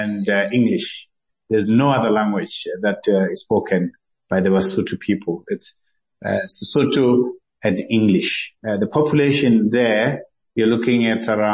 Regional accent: Lesotho; also born or lived in South Africa; I grew up in Lesotho from the age of 3

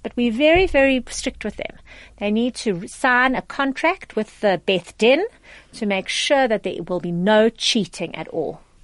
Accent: South Africa; as South African Jews

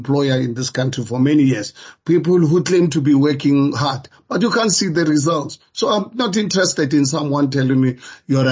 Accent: Soweto, Gauteng, South Africa; I grew up in Soweto.

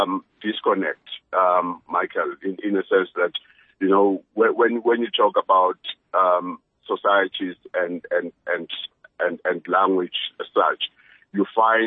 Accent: South Africa; first language zu; English is a second language; I grew up in a street where there were so many languages spoken. I'm very fluent in isiZulu, which is my native language.

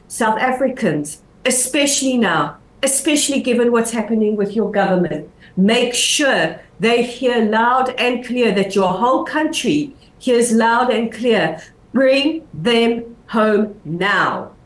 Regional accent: Israel

